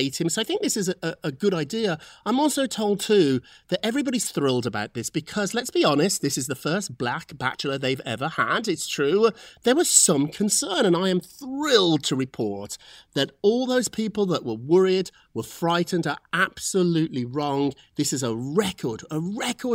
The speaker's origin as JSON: {"language": "English", "country": "United Kingdom", "said": "I'm British"}